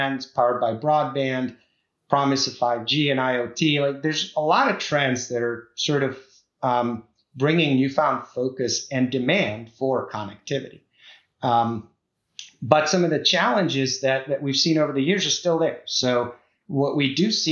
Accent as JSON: {"language": "English", "region": "Prague", "country": "Czechia", "tie": "born or raised there", "moved": "yes", "lives_now": "Vienna, Virginia, United States", "said": "I'm originally from the Czech Republic, so from Prague. That's my original hometown."}